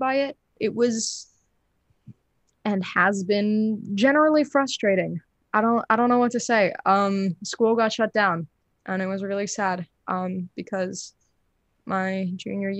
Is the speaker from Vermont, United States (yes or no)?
yes; Northern Vermont, United States; also born or lived in Netherlands; When I was 6, we moved from a little suburb in the Netherlands to Northern Vermont, into the woods, into a bog.